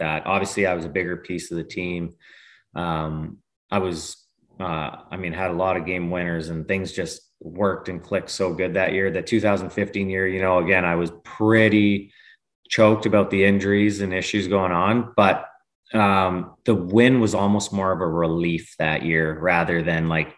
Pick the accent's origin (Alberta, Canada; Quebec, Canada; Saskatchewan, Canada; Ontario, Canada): Alberta, Canada; Lethbridge; I'm born and raised in Lethbridge, which is an hour and a half away from Calgary